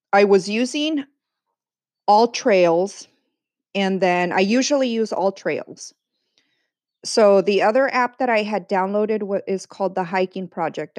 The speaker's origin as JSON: {"language": "English", "town": "San Diego", "region": "California", "country": "United States", "tie": "born or raised there", "also_born_or_lived": "East Los Angeles, California", "said": "I was born in East LA, but raised in sunny San Diego, California"}